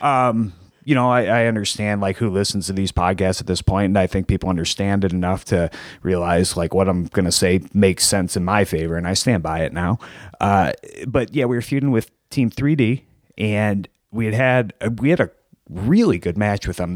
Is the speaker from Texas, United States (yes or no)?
no; Plymouth, Michigan, United States; I'm from Plymouth, so that's like the next city over